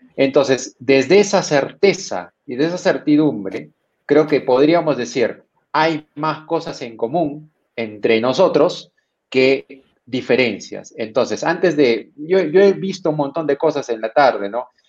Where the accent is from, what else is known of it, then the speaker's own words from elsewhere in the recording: Peru; como peruano